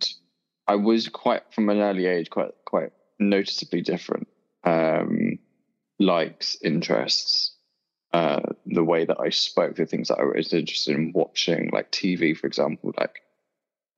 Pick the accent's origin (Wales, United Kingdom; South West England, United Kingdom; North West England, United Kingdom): South West England, United Kingdom; Dorset; moved away as an adult; now in London, United Kingdom; I grew up in Dorset, and I left Dorset when I was about 18. So yeah, spent the whole of my life there